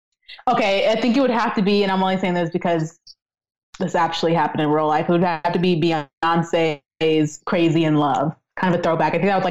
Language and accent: English; the South, United States; I'm a great chef, and I grew up in the South, right? So think about like those Southern dishes that I definitely grew up learning.